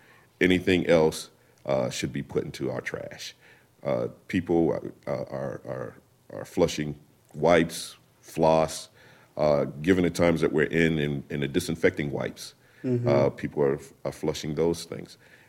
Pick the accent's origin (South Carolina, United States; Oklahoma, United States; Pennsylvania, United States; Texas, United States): South Carolina, United States; South Carolina.